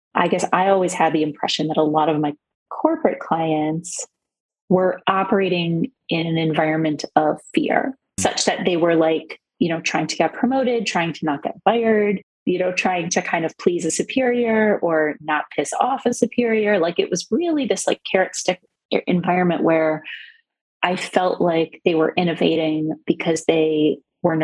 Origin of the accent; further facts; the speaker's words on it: South Florida, United States; I am a Jew from South Florida